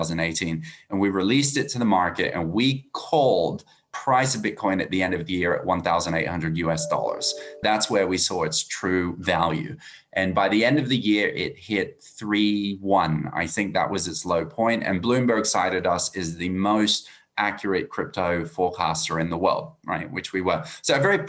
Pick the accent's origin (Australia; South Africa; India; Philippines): Australia; accent: Australian; As you can hear from my accent, I'm Australian